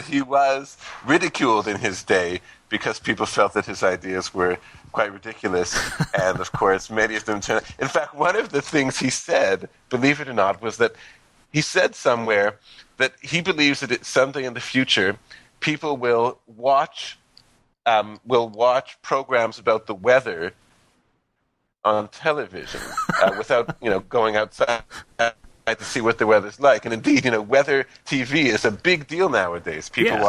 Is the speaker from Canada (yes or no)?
yes; Canada; bringing this huge country together is something that you really can't avoid growing up in Canada.